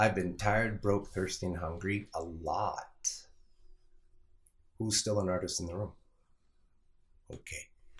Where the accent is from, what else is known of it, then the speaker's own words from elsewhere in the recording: Toronto, Ontario, Canada; also born or lived in Calgary; I am from Toronto, and I ride public transit. My dad worked for the TTC